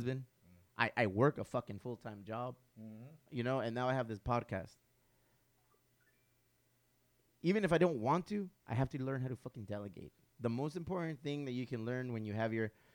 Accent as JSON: {"language": "English", "town": "Chula Vista", "region": "California", "country": "United States", "tie": "born or raised there", "said": "we grew up in Chula Vista"}